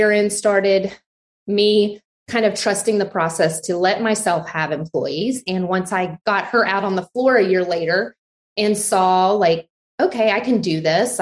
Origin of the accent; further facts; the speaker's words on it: Abilene, Texas, United States; now in Austin, United States; I grew up in Abilene, Texas. I'm like a fifth generation Texan.